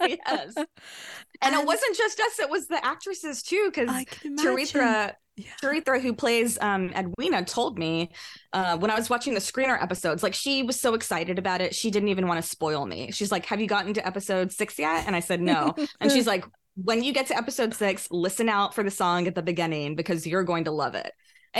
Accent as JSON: {"language": "English", "region": "North India", "country": "India", "said": "I mean, you can see me right now. I'm North Indian. I'm definitely a lighter skinned Indian."}